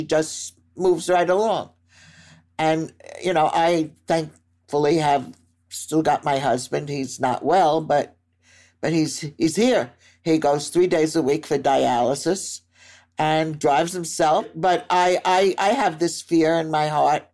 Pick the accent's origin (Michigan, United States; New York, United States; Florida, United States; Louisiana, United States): New York, United States; New York City; moved away; also born or lived in Cherry Hill, New Jersey; growing up in Brooklyn